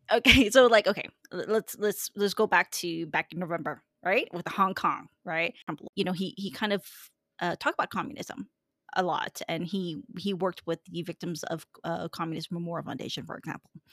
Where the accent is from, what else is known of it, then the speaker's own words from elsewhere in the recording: Fresno, California, United States; I grew up here in Fresno, so I see things a little bit different